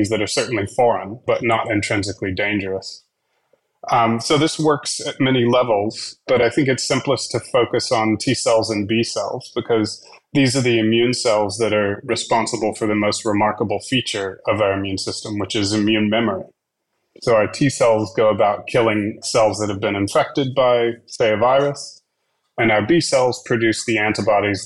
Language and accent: English; Dallas, Texas, United States; now in Australia; I grew up in Dallas, Texas